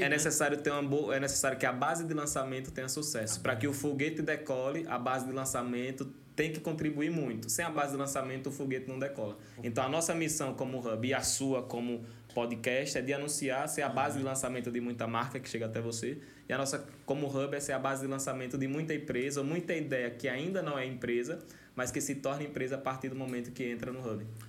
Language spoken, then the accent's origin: Portuguese; Canindé de São Francisco, Sergipe, Brazil; also born or lived in Paulo Afonso, Bahia / Nossa Senhora da Glória / Aracaju; sou de Canindé, sou sergipano. Só que, curiosamente, eu tive que nascer em Paulo Afonso porque não tinha maternidade em Canindé.